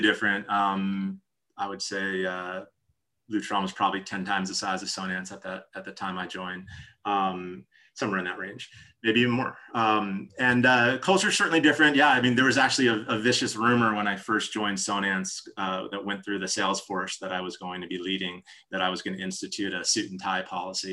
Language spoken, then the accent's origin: English; New Jersey, United States; moved away; I'm from New Jersey originally.